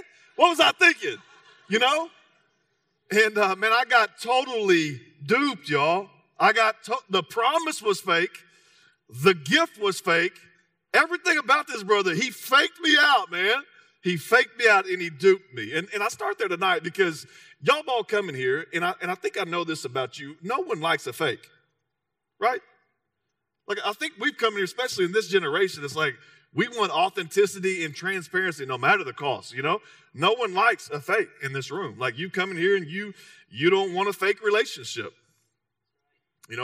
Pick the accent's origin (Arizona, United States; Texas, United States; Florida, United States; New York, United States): Texas, United States; I'm from Texas, so you can carry a little Spanish.